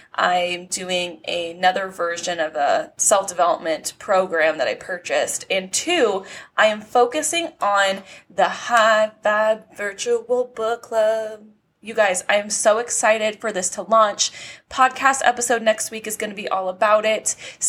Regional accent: California, United States; now in Nevada, United States; I was born and raised in California, but obviously, you know, the universe had bigger plans for me, and it like pushed me out. It pushed me out into Nevada.

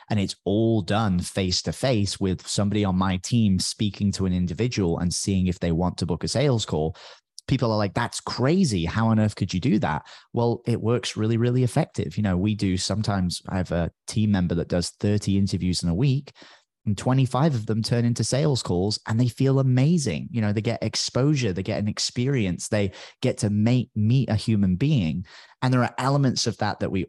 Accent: United Kingdom; accent: British; now in Tamarindo, Costa Rica; Although nowadays I don't even sound that British anymore. People make fun of me all the time because my British accent seems to disappear because I speak to so many Americans.

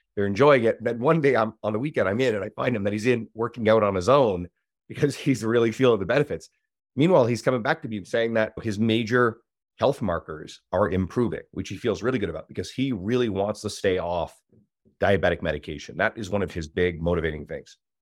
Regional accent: Newfoundland and Labrador, Canada; now in Edmonton, Canada; I'm originally from the East Coast, Newfoundland. I moved to Edmonton, Alberta

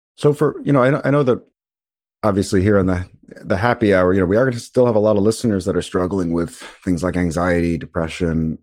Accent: New York City, New York, United States; I grew up in Brooklyn, New York

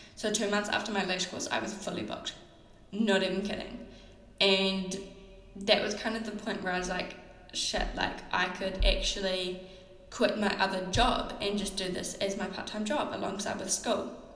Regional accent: New Zealand; I'm a Kiwi.

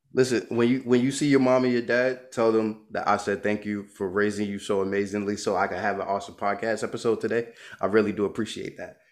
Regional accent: New York, United States; moved away; I'm from Brooklyn. My mom's from Barbados, right? Everybody with me got a Brooklyn mentality

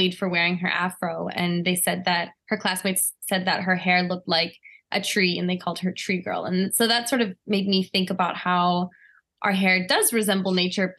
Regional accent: Washington, District of Columbia, United States; I grew up in Washington, D.C.

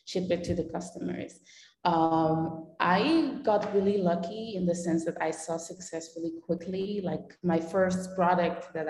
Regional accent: Belgium; moved away as an adult; also born or lived in Netherlands; now in Panama; I'm born in the Netherlands, but I grew up in Belgium

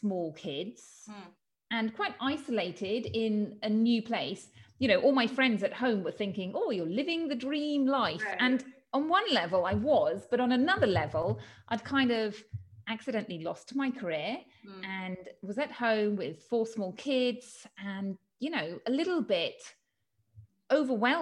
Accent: United Kingdom; moved away as an adult; now in Spain; I'm from the UK, as you can tell from my accent.

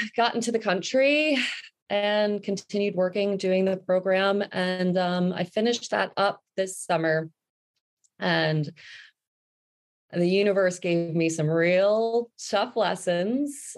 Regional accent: New Jersey, United States; moved away as an adult; also born or lived in New York City / Vancouver Island; I grew up in New Jersey

